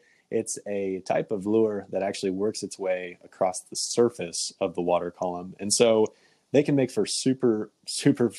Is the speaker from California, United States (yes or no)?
no; Kansas, United States; now in Michigan, United States; I grew up in Kansas